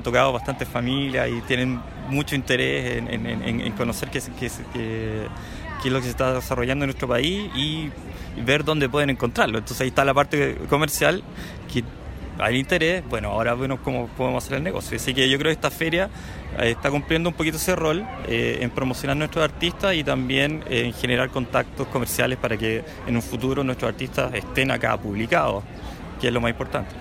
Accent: Chile; now in Canada; llevo harto tiempo acá, pero crecí en Chile

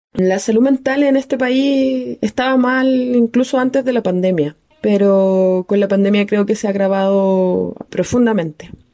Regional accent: Chile; como sociedad chilena

